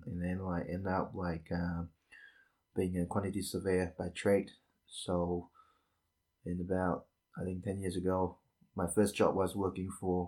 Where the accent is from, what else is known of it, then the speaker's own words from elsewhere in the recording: Malaysia; moved away as an adult; also born or lived in Wellington, New Zealand; now in New Zealand; I'm originally from Malaysia